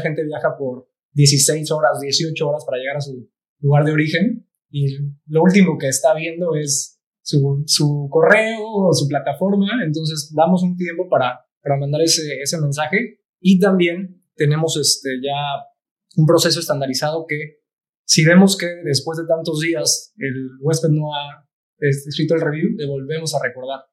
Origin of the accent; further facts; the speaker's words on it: Cancún, Quintana Roo, Mexico; also born or lived in Playa del Carmen; yo soy de Cancún y muchas de mis amistades son de Cancún